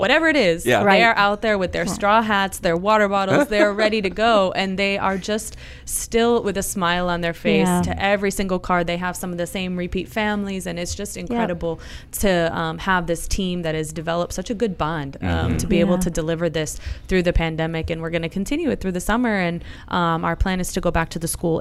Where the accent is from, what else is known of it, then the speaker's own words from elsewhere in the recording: Cleveland, Ohio, United States; moved away as an adult; also born or lived in Spain; now in Pinellas County, United States; I grew up in Cleveland, Ohio